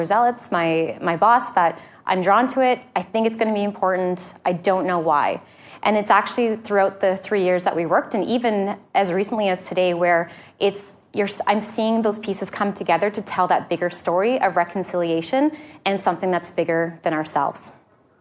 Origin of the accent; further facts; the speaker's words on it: Winnipeg, Manitoba, Canada; also born or lived in Maritimes / Halifax; now in Saskatoon, Canada; I grew up in Winnipeg as well, too